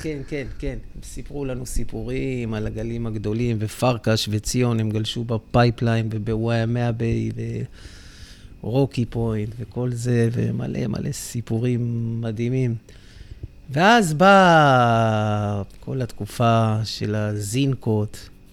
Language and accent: Hebrew; Netanya, Central District, Israel; אני נולדתי בדרום נתניה, זה שכונת קריית נורדו